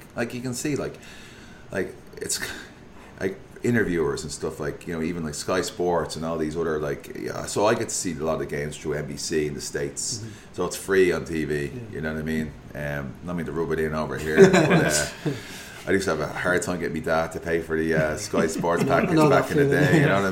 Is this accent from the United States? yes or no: no; Ireland; I'm Irish